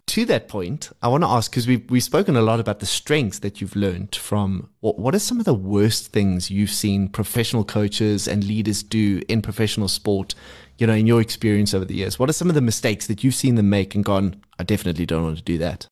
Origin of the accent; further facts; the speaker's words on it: South Africa; as South African fans